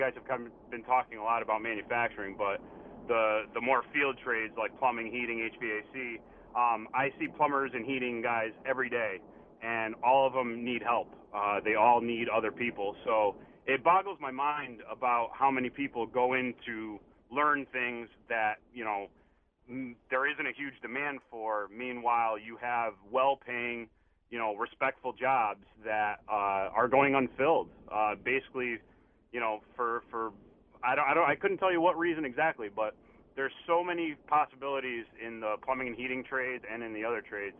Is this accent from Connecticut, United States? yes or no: yes; West Hartford, Connecticut, United States; I went to EC Goodwin in New Britain. I graduated in 2002. And I grew up in West Hartford